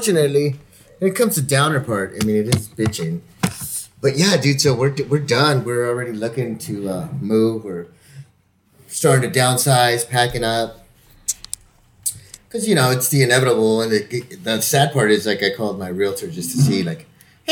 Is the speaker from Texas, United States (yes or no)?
yes; El Paso, Texas, United States; moved away; my hometown, El Paso, Texas